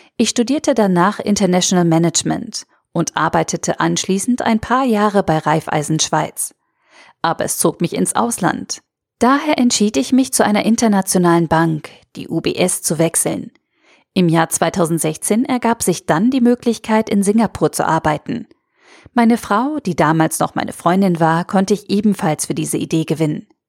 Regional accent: Austria; moved away as an adult; now in Switzerland; Ich bin gebürtige Österreicherin

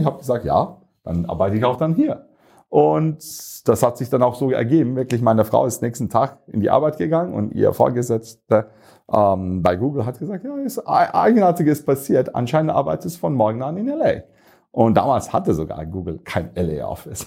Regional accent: Turkey; moved away as an adult; also born or lived in United States; now in Munich, Germany; ich bin gebürtiger Türke, aber irgendwann mal mit 18 hat es mich nach München gebracht

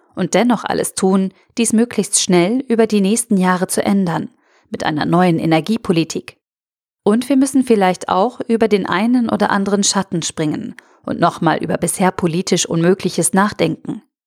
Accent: Germany; wir als Deutsche

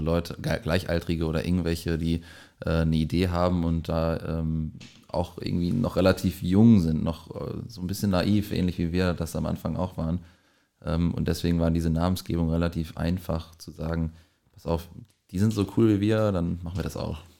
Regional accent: Lippinghausen, North Rhine-Westphalia, Germany; ich komme auch aus der äh, Nähe hier im kleinen Dorf Lippinghausen

